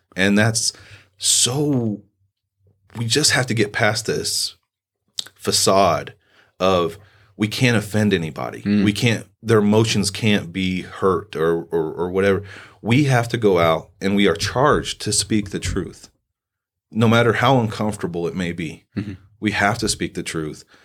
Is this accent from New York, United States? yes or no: no; Southern Indiana, United States; moved away as an adult; also born or lived in Fort Devens, Massachusetts; now in Sierra Vista, United States; I'm originally from Southern Indiana. Uh, grew up in a farming community.